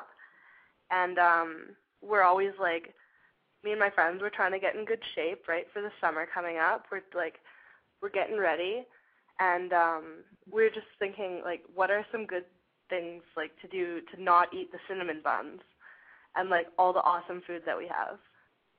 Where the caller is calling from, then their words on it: Calgary, Alberta, Canada; I'm calling from Calgary